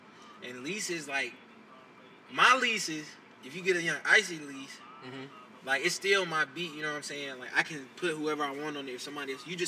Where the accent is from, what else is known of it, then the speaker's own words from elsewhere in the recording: Rock Hill, South Carolina, United States; Rockville, South Carolina as well.